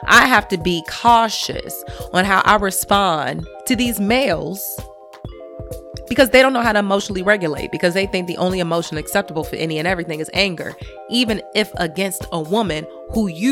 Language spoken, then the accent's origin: English; Chicago, Illinois, United States; I'm from Chicago